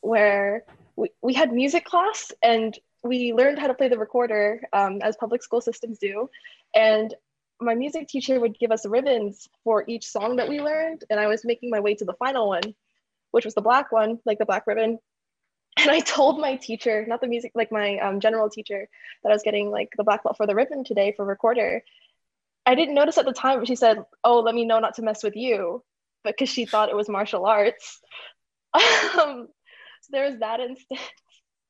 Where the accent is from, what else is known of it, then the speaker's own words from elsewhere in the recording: Wichita, Kansas, United States; I grew up in Wichita, Kansas, where it's predominantly Caucasian.